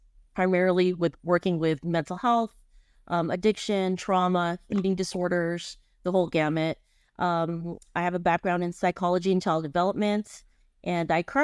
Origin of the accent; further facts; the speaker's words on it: Long Beach, California, United States; I'm from Long Beach, LBC.